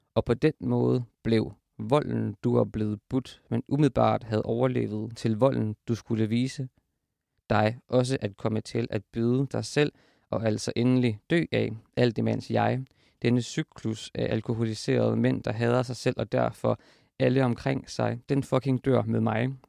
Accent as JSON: {"language": "Danish", "town": "Horsens", "region": "Central Denmark Region", "country": "Denmark", "said": "hvor jeg er fra, som er, som er Horsens"}